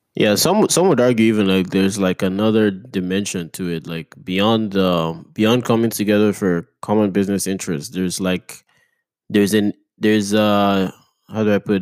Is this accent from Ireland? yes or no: no; Nigeria; moved away; I grew up in Nigeria